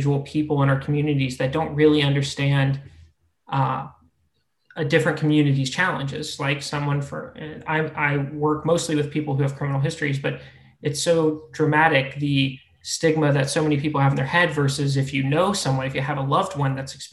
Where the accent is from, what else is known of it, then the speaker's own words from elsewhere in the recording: Florida, United States; moved away; also born or lived in Ohio; I grew up in Florida, moved to Ohio, went to school